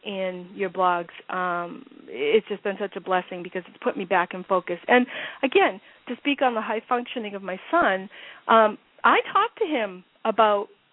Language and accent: English; Massachusetts, United States; I'm from Massachusetts